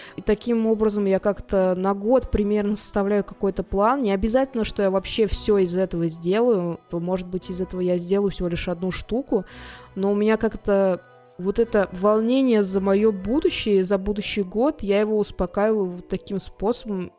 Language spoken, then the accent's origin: Russian; Tolyatti, Samara Oblast, Russia; я просто человек из Тольятти